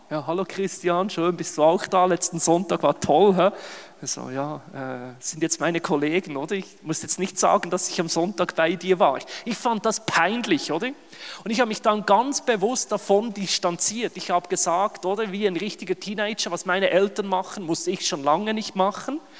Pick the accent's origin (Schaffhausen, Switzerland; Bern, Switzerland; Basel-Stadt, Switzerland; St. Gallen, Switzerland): Bern, Switzerland; now in Germany; Ich bin in der Westschweiz, in Bern aufgewachsen, oder? Auch wenn man es an meinem Hochdeutsch nicht hört, ich bin Schweizer.